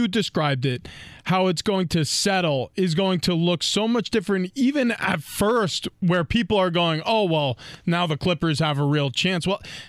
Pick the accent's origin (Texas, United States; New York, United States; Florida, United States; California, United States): New York, United States; And then, when I played for New England, I felt it. I grew up in New York.